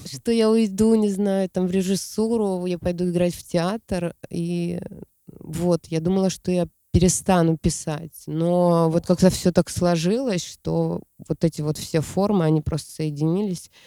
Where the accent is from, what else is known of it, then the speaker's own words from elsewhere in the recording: Siberia, Russia; Я родом из Сибири. Я там родилась